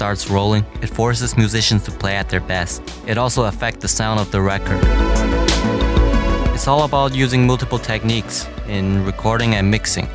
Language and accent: English; Mainz, Rhineland-Palatinate, Germany; now in Beijing, China; I was born in Mainz, Germany